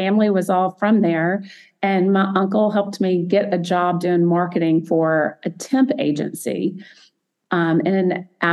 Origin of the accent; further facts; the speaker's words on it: Montgomery, Alabama, United States; I grew up in Montgomery, Alabama, a small little town in Alabama, even though it's the capital.